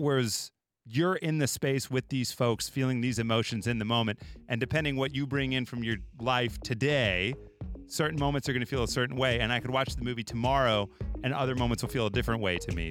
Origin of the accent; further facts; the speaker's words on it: Chicago, Illinois, United States; also born or lived in Los Angeles; I'm from Chicago, I've lived in L A, lived in Chicago